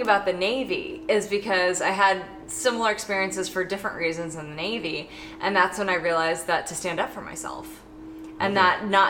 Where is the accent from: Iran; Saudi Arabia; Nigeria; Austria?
Saudi Arabia; I grew up in Saudi Arabia around a myriad of other cultures and experiences and people.